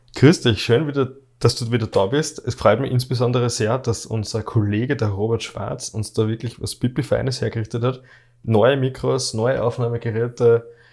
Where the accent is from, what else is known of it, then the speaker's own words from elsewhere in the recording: Austria; bei uns in Österreich